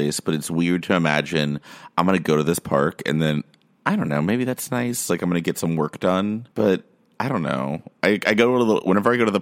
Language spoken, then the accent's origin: English; Austin, Texas, United States; moved away as an adult; also born or lived in Pflugerville / Round Rock; now in New York, United States; I grew up in Austin, or just outside of Austin